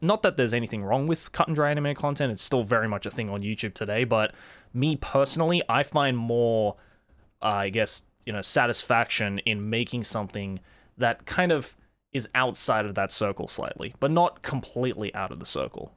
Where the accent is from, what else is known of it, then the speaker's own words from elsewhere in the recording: Sydney, New South Wales, Australia; first language English and Japanese; moved away as an adult; now in Japan; I was born and raised in Sydney